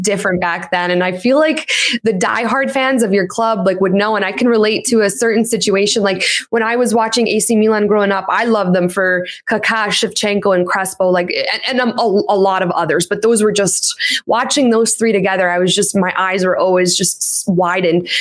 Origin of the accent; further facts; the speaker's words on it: Canada; My parents were born in Poland, and I'm the first person here in Canada